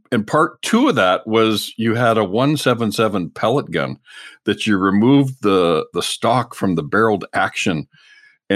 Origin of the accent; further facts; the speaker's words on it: Canada; I'm a Canadian journalist, chef, hunter, fisherman